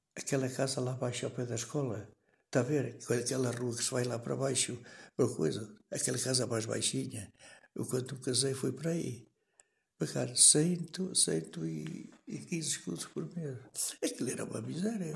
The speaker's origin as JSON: {"language": "Portuguese", "town": "Canas de Senhorim", "region": "Viseu", "country": "Portugal", "tie": "born or raised there", "said": "Nasci em Canas Senhorinho"}